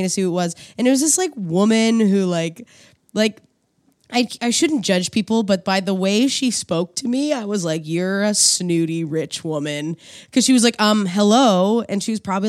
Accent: Quispamsis, New Brunswick, Canada; moved away as an adult; also born or lived in Sackville, New Brunswick; now in Toronto, Canada; I grew up outside of St. John in a place called Quispam Sis

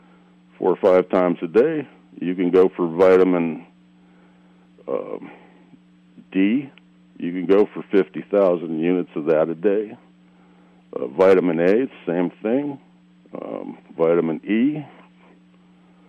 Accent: South Florida, United States; I grew up in South Florida

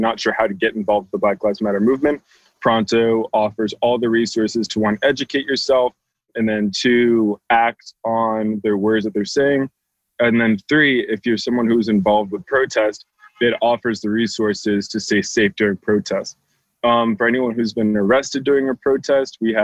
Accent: New York City, New York, United States; I was born and raised in New York City

